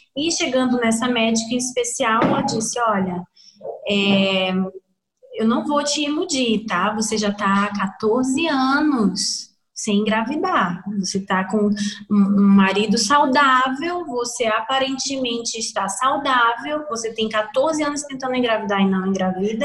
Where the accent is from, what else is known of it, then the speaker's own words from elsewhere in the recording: Amazonas, Brazil; now in Rio Grande do Sul, Brazil; nós somos é, brasileiros brasileiros do norte do Brasil, do Amazonas